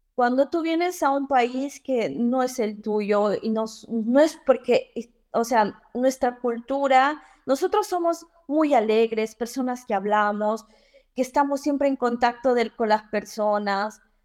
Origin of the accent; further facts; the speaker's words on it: Cobamba, Junín, Peru; moved away as an adult; also born or lived in Lima, Peru; now in Florence, Italy; soy de un pequeño pueblito, un pequeño pueblo en, de Tarma que se llama Cobamba.